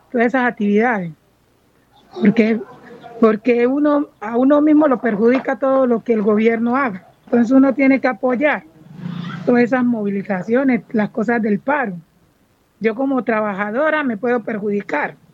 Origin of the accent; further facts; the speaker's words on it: Buenaventura, Valle del Cauca, Colombia; desde pequeña Nací, aquí en Buenaventura, soy nacida y criada aquí en Buenaventura.